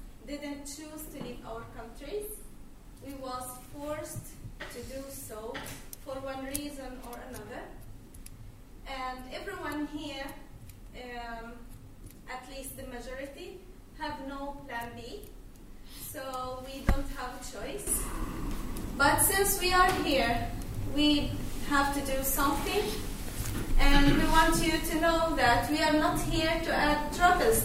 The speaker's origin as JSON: {"language": "English", "region": "Gaza Strip", "country": "Palestine", "moved": "as an adult", "lives_now": "Sweden", "said": "I'm originally from Palestine, Gaza Strip. I'm here in Sweden 2 years ago."}